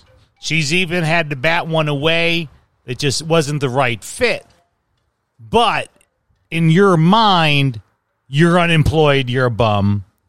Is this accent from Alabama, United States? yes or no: no; Chicago, Illinois, United States; moved away; a lot of where I grew up in Chicago were Polish and Mexican immigrant families.